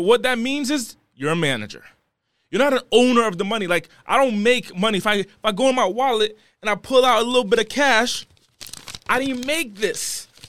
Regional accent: Rhode Island, United States; So I'm originally from the East Coast. I'm from the smallest city in the country, okay? I'm from the smallest state in the country, and I was raised in one of the smallest cities in that state.

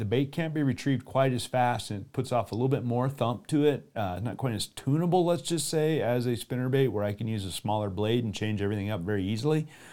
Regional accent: Colorado, United States; in my hometown, there are little bass ponds here and there

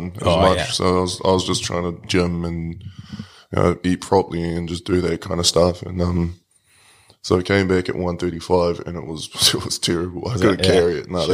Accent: Te Kaha, Bay of Plenty, New Zealand; also born or lived in Whanganui; I grew up in Te Kaha.

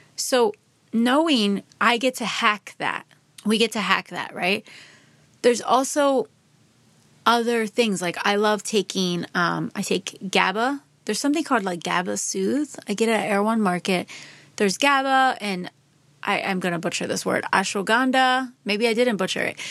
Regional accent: Philadelphia suburbs, Pennsylvania, United States; I grew up in the Philadelphia suburbs, about forty-five minutes outside of Philadelphia

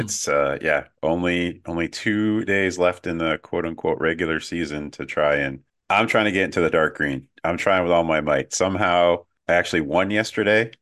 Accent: United States; an American soccer fan

